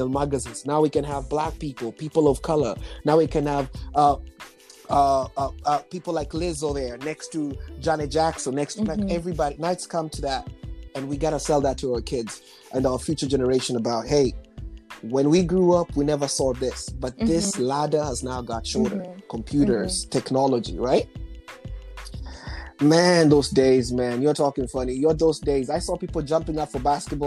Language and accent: English; Nairobi, Kenya; moved away; I was born in Nairobi, Kenya